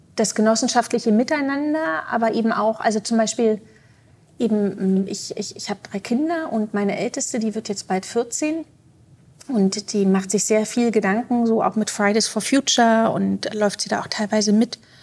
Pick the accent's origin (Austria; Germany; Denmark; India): Germany; Berlin; moved away as an adult; now in Zurich, Switzerland; Ich würde mich auch nicht mehr als Berlinerin bezeichnen